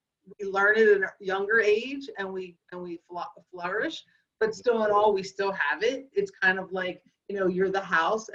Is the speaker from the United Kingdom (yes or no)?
no; Philadelphia, Pennsylvania, United States; the girl born and raised in Northeast Philadelphia.